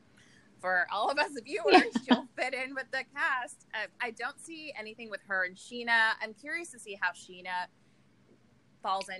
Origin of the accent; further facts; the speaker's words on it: Kansas City, United States; in Kansas City, I think we ask about barbecue